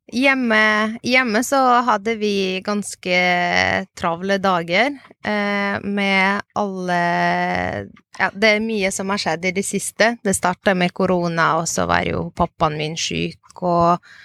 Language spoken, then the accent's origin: Norwegian; Ukraine; now in Norway; Jeg er opprinnelig fra Ukraina.